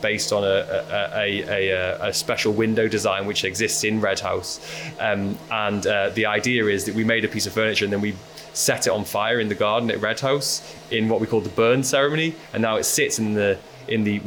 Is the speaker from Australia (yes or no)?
no; near Liverpool, North West England, United Kingdom; moved away; We grew up near Liverpool. When Howard and I wanted to sort of move back to the Northwest to settle down and create roots